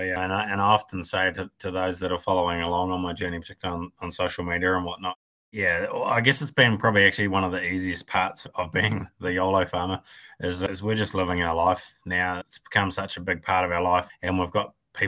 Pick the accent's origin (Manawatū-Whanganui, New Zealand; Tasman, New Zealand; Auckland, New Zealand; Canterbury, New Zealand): Tasman, New Zealand; Golden Bay; Born and bred in Golden Bay.